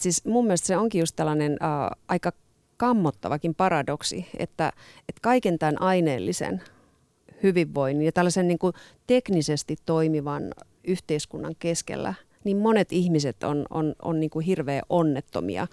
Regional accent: Oulu, North Ostrobothnia, Finland; moved away; also born or lived in Southern Finland; mä itse olen Oulusta kotoisin

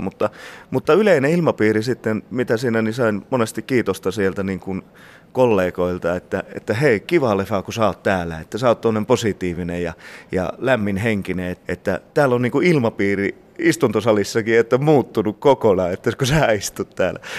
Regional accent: Sweden; mä oon syntynyt Ruotsissa

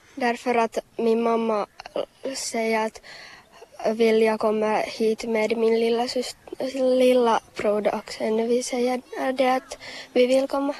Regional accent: Vaasa, Ostrobothnia, Finland; first language Finnish; Swedish is a second language; Och jag kommer från Vasa

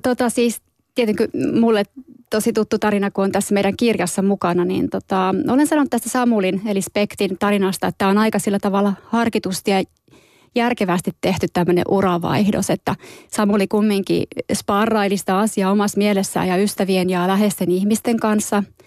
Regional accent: Tornio, Lapland, Finland; moved away; torniossa, mistä olen kotoisin

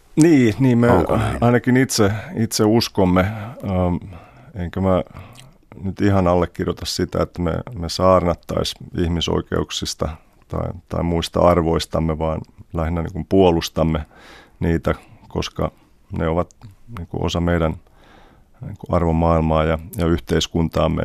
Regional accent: Finland; also born or lived in Germany; now in New York, United States; synnyin Saksassa, mutta jo kuusivuotiaana sitten muutin vanhempieni kanssa Suomeen ja Suomessa kävin kouluja ja, ja opiskelin

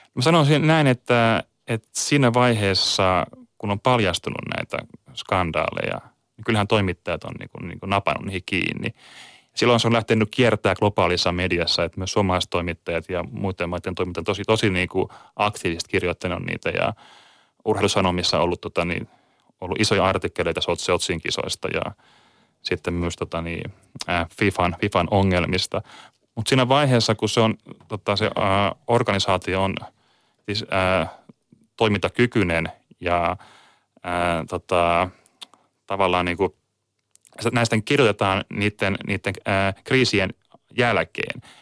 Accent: Kotka, Kymenlaakso, Finland; now in Tampere, Finland; olen muuttanut Tampereelle joskus vuonna 2002 ja olen lähtöisin Kotkasta

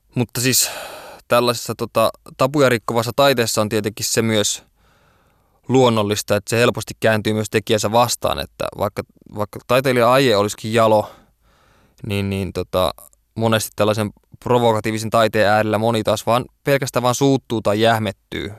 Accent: Oulu, North Ostrobothnia, Finland; kun olen kerta Oulusta kotoisin

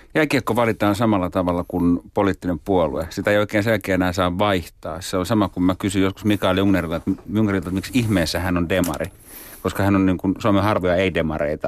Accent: Oulu, North Ostrobothnia, Finland; moved away as an adult; now in Helsinki, Finland; mä oon Oulusta kotoisin, mä kävin lapsena katsomassa joskus kärppäpelejä

